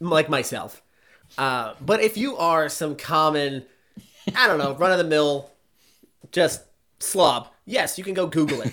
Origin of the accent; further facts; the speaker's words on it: outside of the Boston area, Massachusetts, United States; I grew up outside of the Boston area